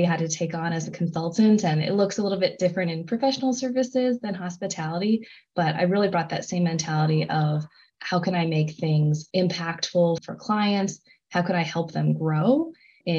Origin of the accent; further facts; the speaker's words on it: Indiana, United States; moved away as an adult; also born or lived in Arizona; I left to return to my home state of Indiana for grad school